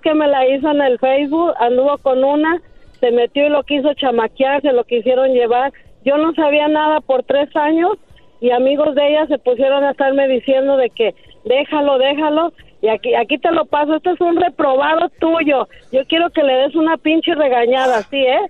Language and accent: Spanish; El Salvador; Yo soy de El Salvador